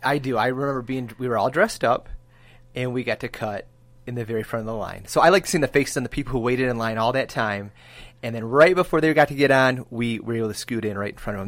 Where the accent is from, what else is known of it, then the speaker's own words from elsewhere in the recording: Michigan, United States; we're from Michigan, so we root for the Tigers